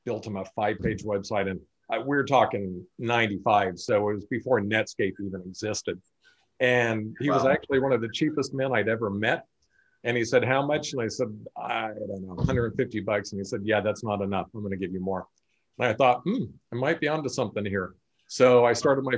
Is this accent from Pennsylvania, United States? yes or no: no; Sacramento, California, United States; also born or lived in France / Hawaii; live in Sacramento, California, born and raised here.